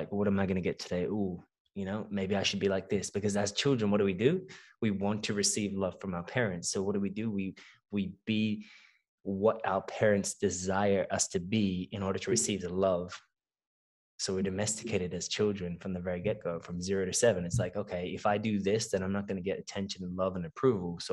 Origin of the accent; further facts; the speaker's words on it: Melbourne, Victoria, Australia; I was born and raised in Melbourne, Australia. Both of my parents come from Cape Town, South Africa